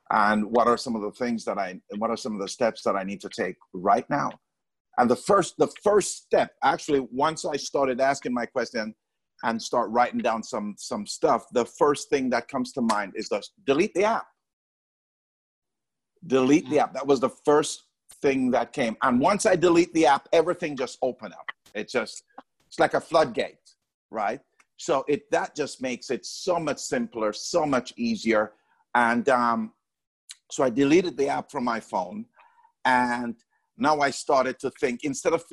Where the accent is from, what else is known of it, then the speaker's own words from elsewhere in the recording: Jamaica; I'm Jamaican